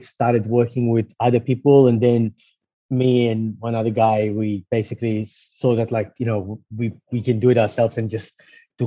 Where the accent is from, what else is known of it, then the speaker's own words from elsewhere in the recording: Israel; moved away; I was actually born and raised in Israel